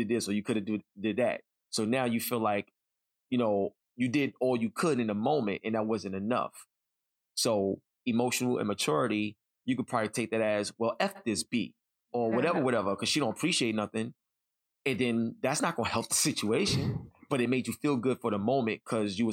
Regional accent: New York City, New York, United States; I grew up in East New York, Brooklyn

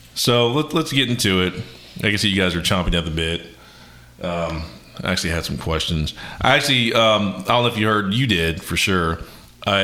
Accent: Columbus, Ohio, United States; I went to World Harvest Church growing up in Columbus, Ohio

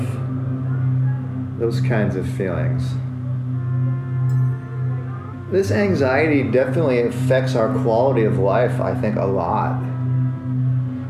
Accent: United States; I'm an American, and growing up as an American

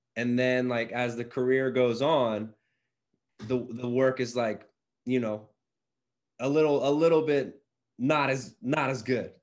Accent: Mooresville, Pennsylvania, United States; now in Philadelphia, United States; growing up right outside Philadelphia, I'm now back in Philly

